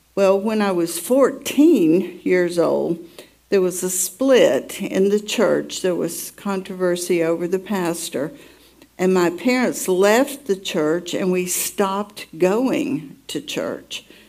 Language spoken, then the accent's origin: English; Atlanta, Georgia, United States; I was born in Atlanta, Georgia